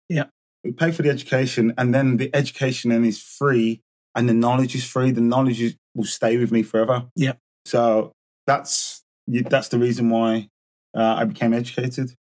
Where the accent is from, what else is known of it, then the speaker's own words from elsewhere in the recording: Birmingham, West Midlands, United Kingdom; born and bred in Birmingham